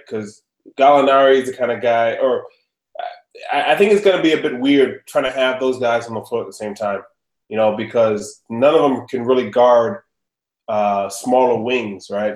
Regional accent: New York City, New York, United States; I was born in New York City in Queens.

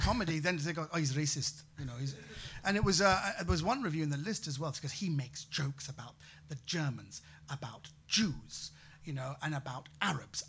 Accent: United Kingdom; also born or lived in Bratislava, Slovakia; as British people, we hate to haggle

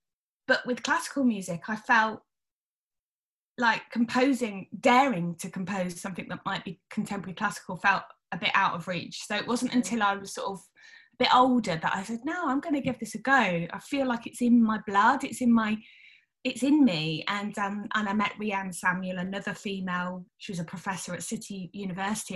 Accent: Wellingborough, East Midlands, United Kingdom; also born or lived in Sheffield; I was born in Sheffield, moved to a town called Wellingborough in Northamptonshire

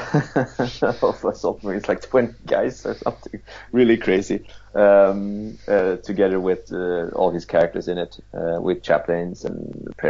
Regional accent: Sweden; I'm from Sweden.

